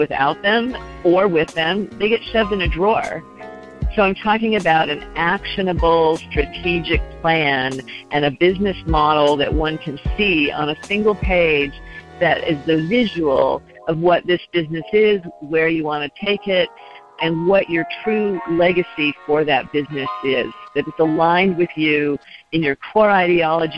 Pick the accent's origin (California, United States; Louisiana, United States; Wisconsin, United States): California, United States; Los Angeles; I come from Los Angeles, where we're always in our cars, so we're used to being alone.